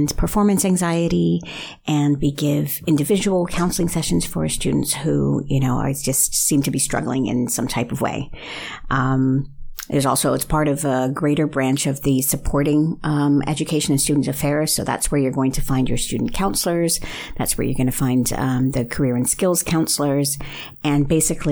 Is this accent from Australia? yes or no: no; Canada; moved away as an adult; also born or lived in Netherlands; now in Belgium; I'm Canadian originally, and I've been living in the Netherlands for almost 20 years.